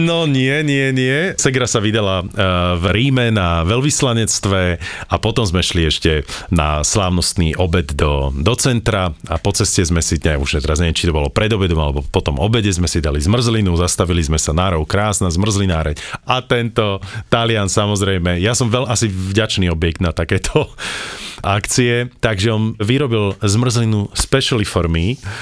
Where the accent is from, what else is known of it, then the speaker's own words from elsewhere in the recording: Slovakia; we are from Slovakia